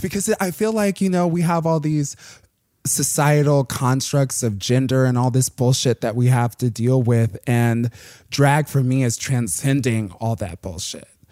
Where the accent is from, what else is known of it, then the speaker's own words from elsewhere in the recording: Plainfield, Illinois, United States; like a hour southwest of the city, um, in this little town called Plainfield.